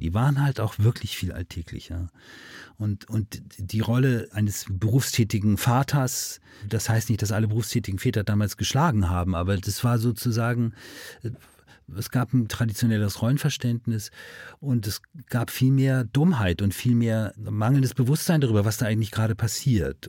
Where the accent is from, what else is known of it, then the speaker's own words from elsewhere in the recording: Hamburg, Germany; wir sind beide aus dem Norden von Hamburg